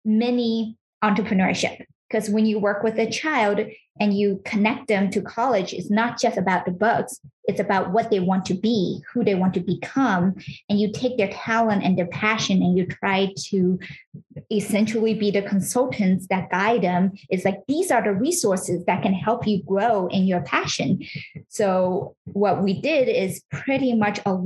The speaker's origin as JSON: {"language": "English", "region": "California", "country": "United States", "tie": "born or raised there", "moved": "yes", "lives_now": "New York City, United States", "said": "I grew up in California, and I was raised in kind of a traditional household"}